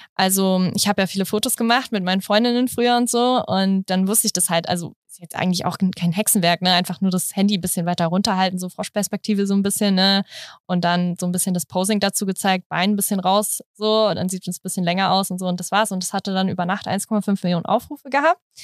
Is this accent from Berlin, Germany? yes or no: yes; Berlin, Germany; Ich komme aus Berlin. Also ich bin richtige Berlinerin hier.